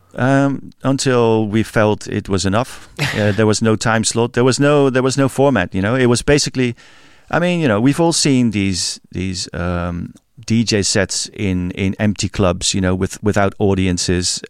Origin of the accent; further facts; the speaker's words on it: Rotterdam, South Holland, Netherlands; my hometown, Rotterdam